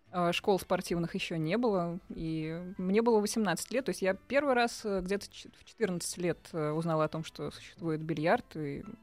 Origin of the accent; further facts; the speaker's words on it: Kazan, Tatarstan, Russia; moved away as an adult; now in Moscow, Russia; Я родом из Казани.